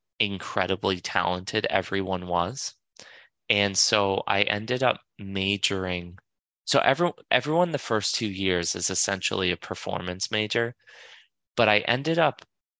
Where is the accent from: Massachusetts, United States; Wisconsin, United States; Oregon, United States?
Massachusetts, United States; Boston; moved away as an adult; also born or lived in New York; I moved back from New York. I moved back to Boston to be closer to my family